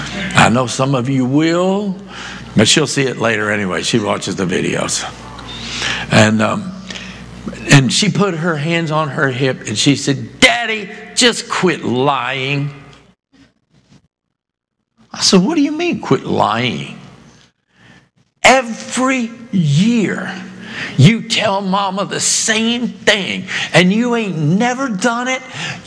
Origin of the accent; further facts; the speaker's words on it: Boston, Massachusetts, United States; born there; also born or lived in New Hampshire / Maine; because I was born in Boston, but I lived almost 8 years of my childhood, even though I moved like 20 times before I even graduated high school, but about almost 8 years of my life in Massachusetts and New Hampshire, Maine, that area.